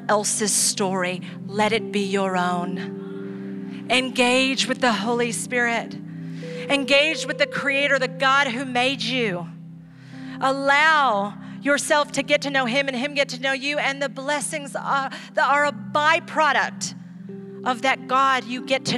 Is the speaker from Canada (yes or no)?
no; Ecuador; now in San Diego, United States; I grew up in Ecuador.